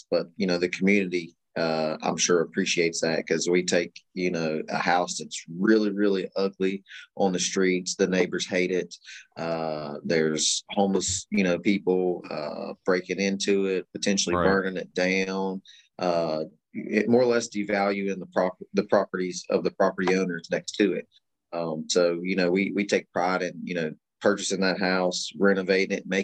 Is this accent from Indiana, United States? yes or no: no; Kanawha County, West Virginia, United States; We're both born and raised here in West Virginia and, you know, primarily Kanawha County. I'm from Austin's West Side